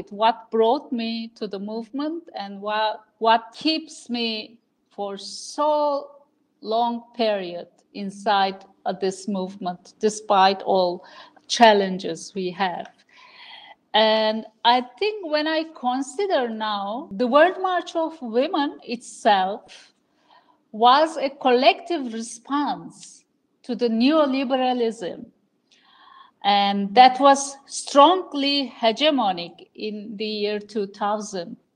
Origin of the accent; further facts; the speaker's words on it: Ankara, Turkey; born there; I was born here in Ankara in 1968.